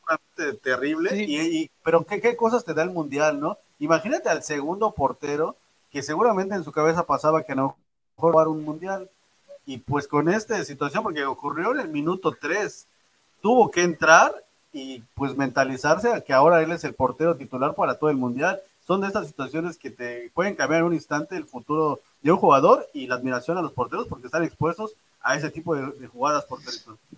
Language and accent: Spanish; Mexico; a nosotros como mexicanos